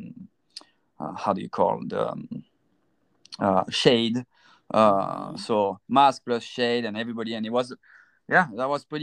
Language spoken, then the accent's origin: English; France; moved away as an adult; now in United States; I'm originally from France